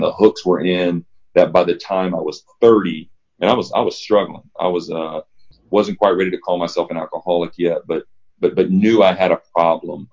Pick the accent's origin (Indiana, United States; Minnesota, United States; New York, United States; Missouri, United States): Indiana, United States; Evansville; moved away as an adult; also born or lived in Nashville; I grew up in Evansville, Indiana